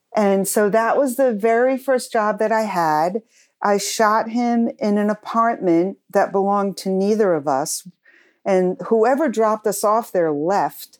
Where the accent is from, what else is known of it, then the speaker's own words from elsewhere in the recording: Cranston, Rhode Island, United States; I grew up in Cranston, Rhode Island